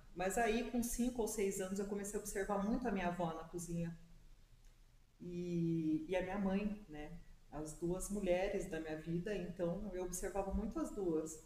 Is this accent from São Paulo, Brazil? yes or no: yes; Serra Negra, São Paulo, Brazil; moved away; Eu sou natural da cidade de Serra Negra